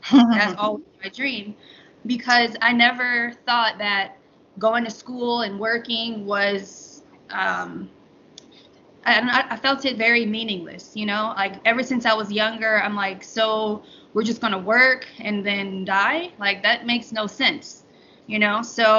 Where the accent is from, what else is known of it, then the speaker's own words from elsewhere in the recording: Atlanta, Georgia, United States; born there; now in Charlotte, United States; I was born in Atlanta, but traveled around all my life to Florida, Kentucky. I've been many places, but yeah, I was born in Atlanta.